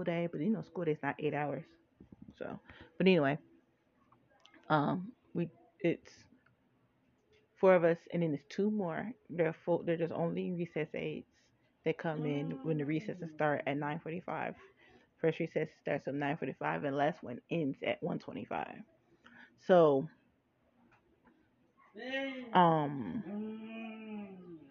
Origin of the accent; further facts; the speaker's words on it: Cambridge Township, United States; When I grew up, I grew up in Cambridge Township